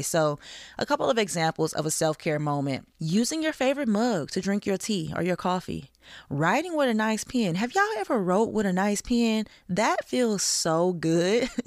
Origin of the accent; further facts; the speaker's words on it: the South, United States; I'm from the South